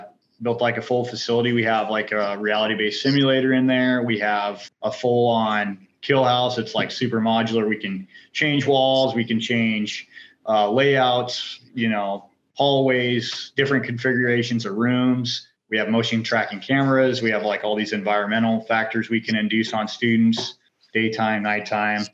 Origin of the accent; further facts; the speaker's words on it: North Idaho, United States; also born or lived in Orange County; Born and raised in North Idaho, hunting, fishing, outdoors, love all that stuff